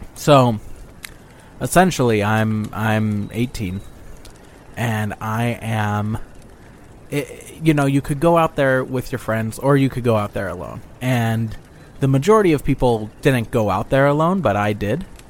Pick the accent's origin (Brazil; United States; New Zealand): United States; Boise, Idaho; I'm from Boise, Idaho.